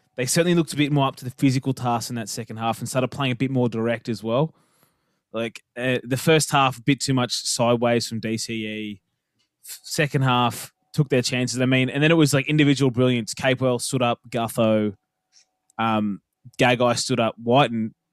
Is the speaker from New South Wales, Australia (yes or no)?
no; Queensland, Australia; as a Queenslander